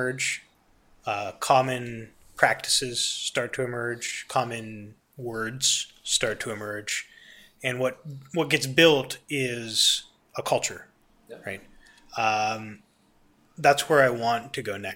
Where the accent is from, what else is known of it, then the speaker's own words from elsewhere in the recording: United States; I'm an American